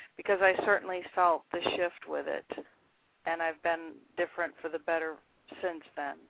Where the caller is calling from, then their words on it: Florida, United States; South Florida, U.S.